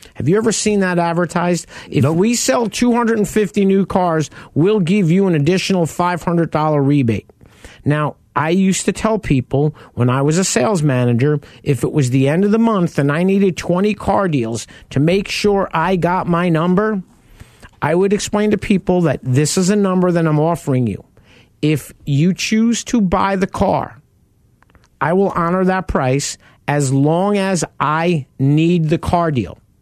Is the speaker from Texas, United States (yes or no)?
no; New York, United States; I grew up in New York